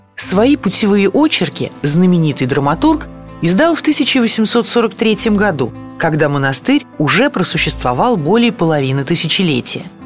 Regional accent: Nizhny Novgorod, Nizhny Novgorod Oblast, Russia; как коренной нижегородке

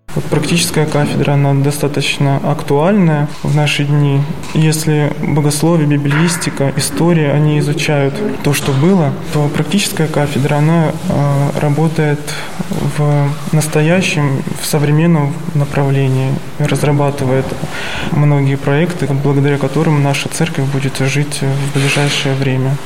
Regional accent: Stavropol Krai, Russia; moved away as an adult; also born or lived in Moscow Oblast; now in Sergiev Posad, Russia; Я родом из Ставропольского края.

